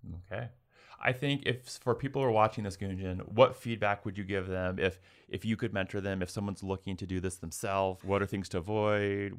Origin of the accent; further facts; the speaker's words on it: United States; as an American